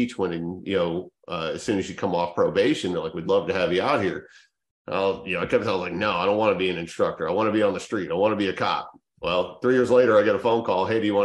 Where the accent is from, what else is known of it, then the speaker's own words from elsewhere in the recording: Denver, Colorado, United States; being from Colorado and growing up in the Denver area during the mid and late 90s